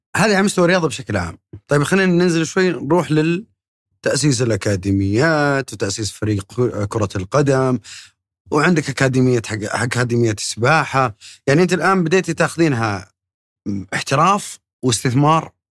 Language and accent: Arabic; Saudi Arabia; عندنا في السعوديه